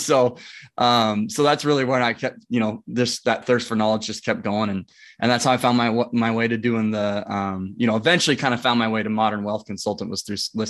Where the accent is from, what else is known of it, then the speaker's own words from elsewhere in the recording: Omaha, Nebraska, United States; Yeah, I'm from Omaha, Nebraska, born and raised, have a wife, two kids.